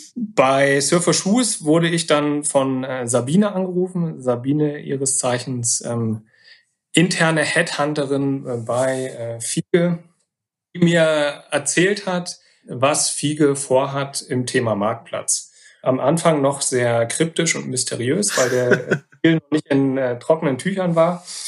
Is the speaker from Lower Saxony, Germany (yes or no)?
yes; Wolfsburg, Lower Saxony, Germany; moved away as an adult; also born or lived in Oldenburg / Gütersloh / Cologne / Hamburg; gebürtig aus Wolfsburg, äh, dann äh, studiert in Oldenburg